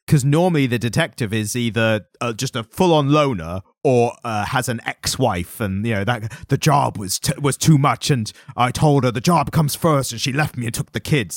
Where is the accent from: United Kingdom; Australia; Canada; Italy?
United Kingdom; As a British person